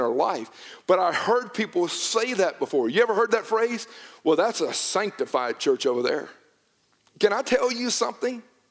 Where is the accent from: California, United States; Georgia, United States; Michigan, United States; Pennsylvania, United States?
Georgia, United States; Newnan; I grew up in Noonan